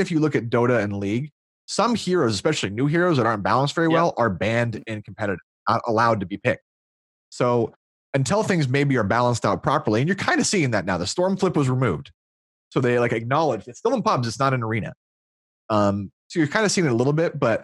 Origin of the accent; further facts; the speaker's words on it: Iowa, United States; I'm from Iowa